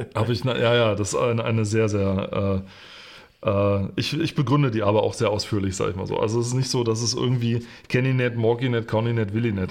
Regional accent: Germany; als Deutscher

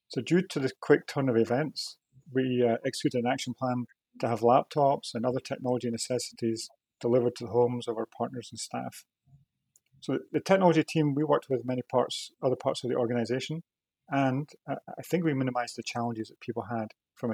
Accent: Scotland, United Kingdom; moved away as an adult; also born or lived in Aberdeen; now in Toronto, Canada; I was just a kid growing up in Scotland

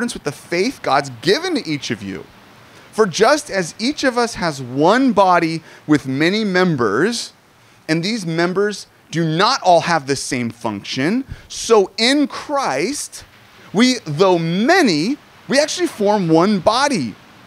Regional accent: Southern California, United States; I'm Southern Californian

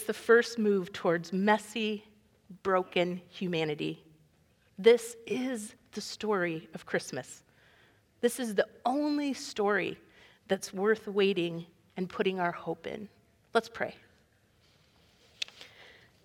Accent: Iowa, United States; we're from Iowa

